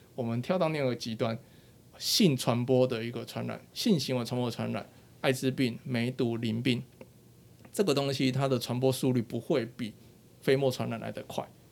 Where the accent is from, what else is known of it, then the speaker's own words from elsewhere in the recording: Taiwan; 我们算是蛮庆幸地活在这一个国家